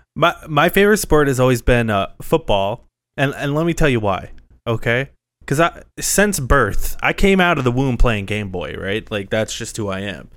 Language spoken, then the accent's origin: English; Phoenix, Arizona, United States; My hometown is, like, actually going places